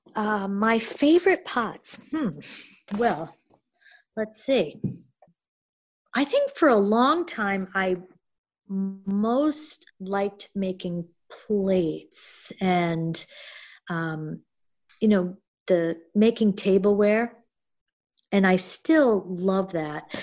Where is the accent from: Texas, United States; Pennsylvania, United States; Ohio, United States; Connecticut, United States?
Connecticut, United States; moved away as an adult; also born or lived in Japan / New York; now in Maine, United States; I am from Connecticut